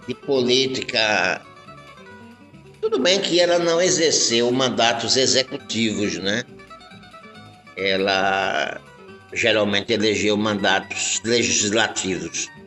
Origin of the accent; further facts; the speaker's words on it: Alagoas, Brazil; now in Sergipe, Brazil; E aqui em Sergipe, né? Eu, eu não sou sergipano, né? Eu sou de Alagoas. Mas lá em Alagoas a gente viveu muito isso, né?